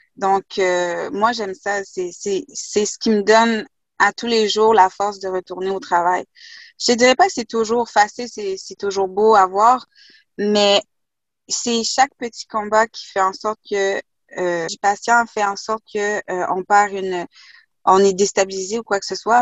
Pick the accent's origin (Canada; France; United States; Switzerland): Canada; Quebec; also born or lived in Haiti / Kuujjuaq / Asbestos; pour avoir vécu dans le Grand Nord québécois à Coudjouac, là, avec les Inuits